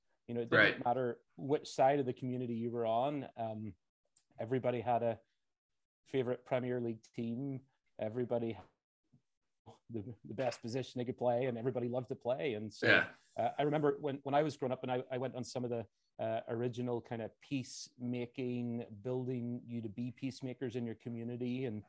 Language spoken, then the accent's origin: English; Belfast, Northern Ireland, United Kingdom; moved away as an adult; now in Lincoln, Nebraska, United States; I'm originally from Belfast, Northern Ireland, and was born and raised there and went to school there.